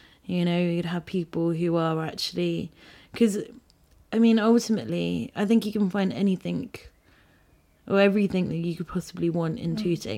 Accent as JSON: {"language": "English", "country": "Malaysia", "tie": "born or raised there", "also_born_or_lived": "Philippines", "said": "Yeah, so I lived in the Philippines. And my dad's also lived... And my parents have lived abroad, so I grew up in Malaysia."}